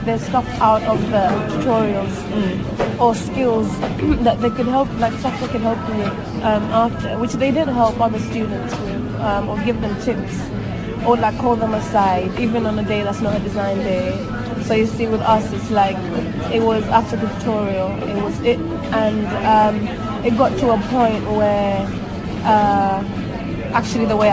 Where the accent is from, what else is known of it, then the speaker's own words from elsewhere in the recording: Tanzania; moved away; I am originally from Tanzania, and I just graduated from university